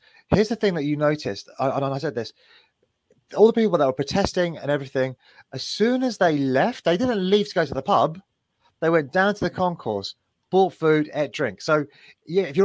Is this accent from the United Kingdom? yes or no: yes; England, United Kingdom; We are the English